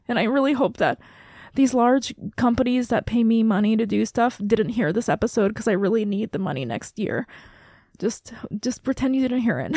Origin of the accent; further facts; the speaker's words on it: Saipan, Northern Mariana Islands; moved away; I am from Micronesia. I grew up on Saipan